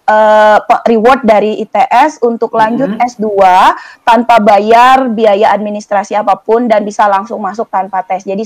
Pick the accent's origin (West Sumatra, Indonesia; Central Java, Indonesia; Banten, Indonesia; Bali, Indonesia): Bali, Indonesia; Banyuatis; Uh, saya aslinya Bali, tepatnya itu di Desa Banyuatis.